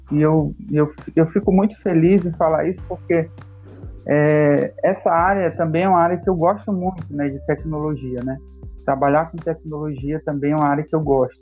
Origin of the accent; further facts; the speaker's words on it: Manaus, Amazonas, Brazil; sou manauara, né? é, moro aqui em Manaus há, há um bom tempo já.